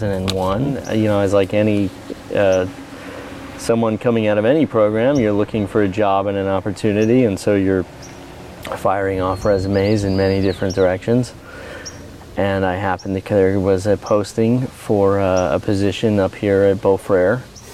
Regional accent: Philadelphia, Pennsylvania, United States; moved away as an adult; now in Newberg, United States; Well, I'm originally from the Philadelphia area, so I did not grow up in the industry by any means.

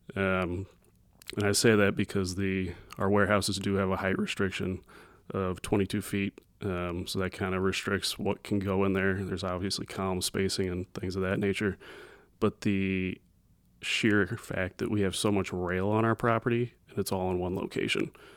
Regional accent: Edwardsville, Illinois, United States; I grew up in Edwardsville.

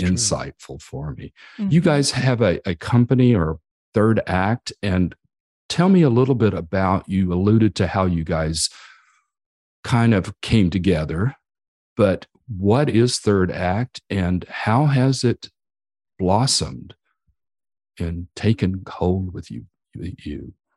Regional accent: Amarillo, Texas, United States; Texas, the same as I, I am from Amarillo area.

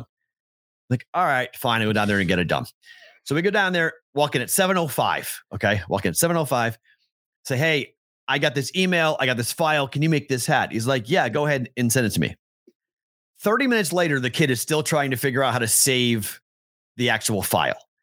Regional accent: Boston, Massachusetts, United States; I am the Bostonian

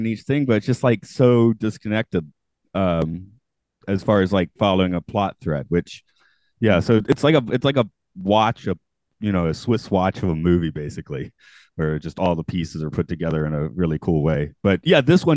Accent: United States; I'm an American

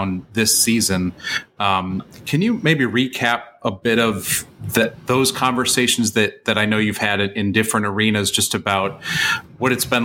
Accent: Western New York, United States; Growing up in Western New York

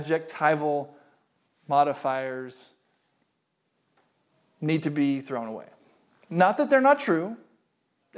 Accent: United States; I am an American

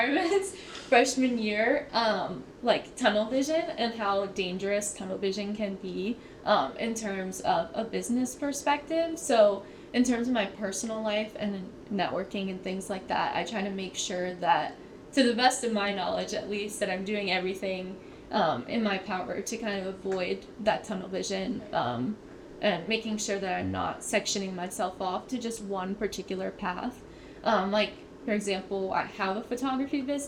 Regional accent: Muncy, Pennsylvania, United States; moved away as an adult; now in Pittsburgh, United States; I'm from Muncie, Pennsylvania, which is approximately like 3 to 4 hours from here

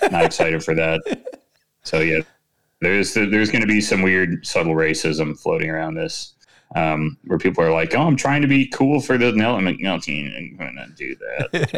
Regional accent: Midwest, United States; I mean, I guess it's because I'm from the Midwest.

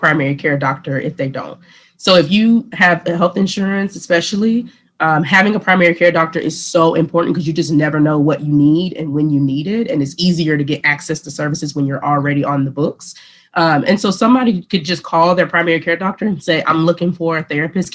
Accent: Macon, Georgia, United States; moved away; I'm from Georgia originally. I'm from Macon, Georgia

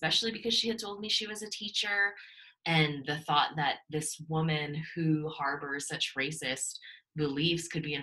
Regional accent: Canada; also born or lived in Toronto; I'm from Canada, I'm in Toronto

